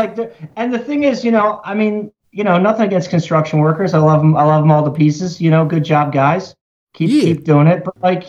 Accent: Baltimore, Maryland, United States; accent: Baltimore; moved away as an adult; also born or lived in Southern Pennsylvania; now in Pennsylvania, United States; I'm born and raised in Baltimore. I live in Southern Pennsylvania now because I got no money.

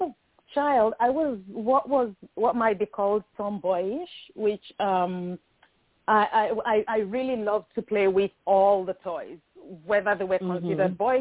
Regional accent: Nigeria; moved away as an adult; also born or lived in United Kingdom; now in United States; growing up in Nigeria

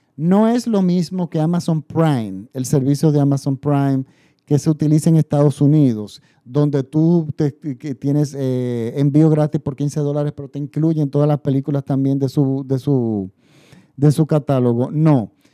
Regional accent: Dominican Republic; mi país. En República Dominicana

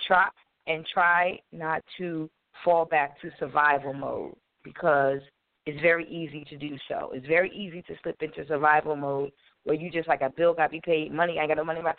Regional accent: Wilmington, Delaware, United States; I'm from Wilmington, Delaware

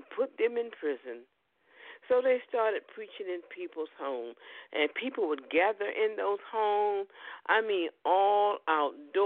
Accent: United States; we're from America

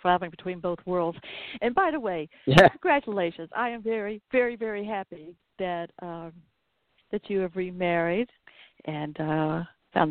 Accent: the South, United States; accent: Southern

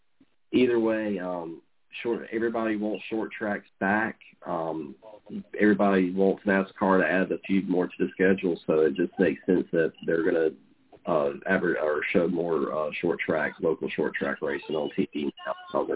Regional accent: North Carolina, United States; I'm from North Carolina

